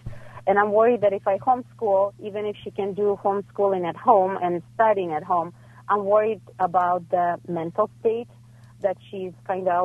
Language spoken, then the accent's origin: English; Ukraine; now in Los Angeles, United States; I'm coming from Ukraine, so everything is very academic